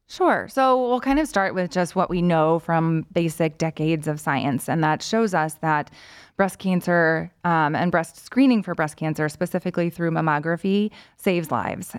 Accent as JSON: {"language": "English", "town": "Lexington", "region": "Kentucky", "country": "United States", "tie": "born or raised there", "also_born_or_lived": "Washington, D.C. / Chicago", "moved": "as an adult", "lives_now": "Cleveland, United States", "said": "I'm originally from Lexington, Kentucky. Um, lived there through high school"}